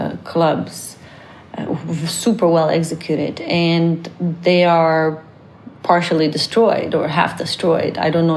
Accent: Canada; I'm so Canadian

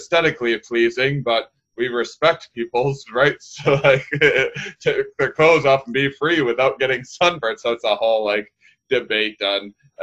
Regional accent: outside of La Crosse, rural Wisconsin, United States; moved away; I'm from rural Wisconsin

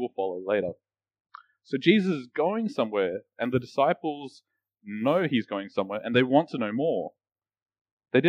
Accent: Australia; I grew up in Australia

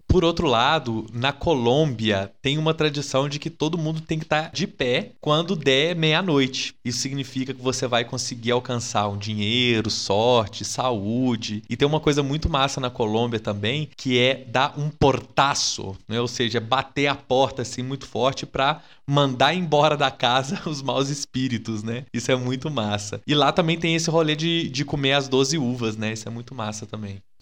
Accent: Minas Gerais, Brazil; eu sou mineiro

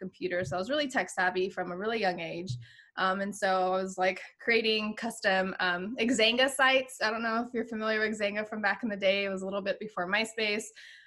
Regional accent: Virginia Beach, Virginia, United States; also born or lived in Pittsburgh / Boston / San Diego; now in Houston, United States; I'm actually originally from Virginia Beach, Virginia

